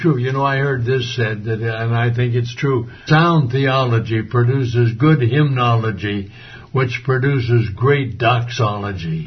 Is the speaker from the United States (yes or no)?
yes; Modesto, California, United States; this was my hometown, Modesto.